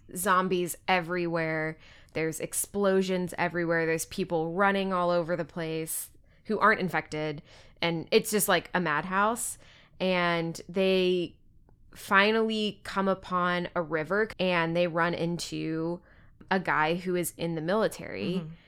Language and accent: English; Texas, United States; I'm from Texas